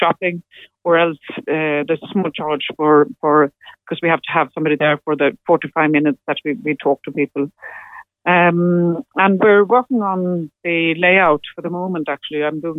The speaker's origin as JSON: {"language": "English", "country": "Sweden", "second_language": "English", "moved": "yes", "lives_now": "Ireland", "said": "when I came from Sweden back in the days, and came to, you know, when there's a huge amount of the traditional music was very much what I was looking for, and there was the Atlantic, and it was the West Coast I went"}